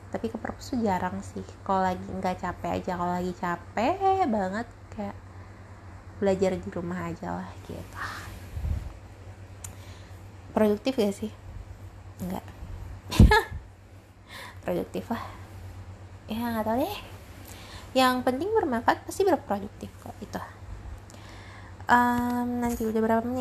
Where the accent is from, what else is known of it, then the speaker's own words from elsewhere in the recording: Parung Panjang, West Java, Indonesia; also born or lived in Rangkasbitung; gue lahirnya di Rangkas gue juga pernah tinggal di Rangkas Bitung uh, di Banten gitu kan itu dari SD kelas kelas 2 sampai kelas 6 gue di Rangkas abis itu gue cowok lagi ke Parung